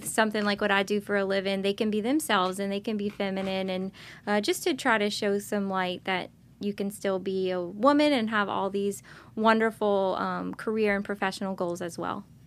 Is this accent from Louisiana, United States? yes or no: yes; Lockport, Louisiana, United States; I grew up in Lockport. Uh, my mother is from Lockport, so is my dad